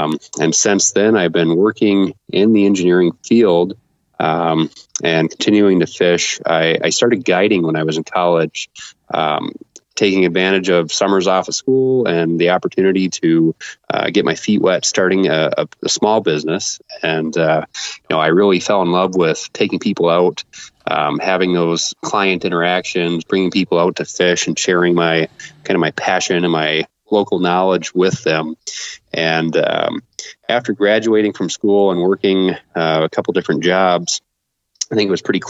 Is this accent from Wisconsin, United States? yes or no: no; Sault Ste. Marie, Michigan, United States; I'm from the Upper Peninsula of Michigan. Grew up on the East End over in Sault Ste. Marie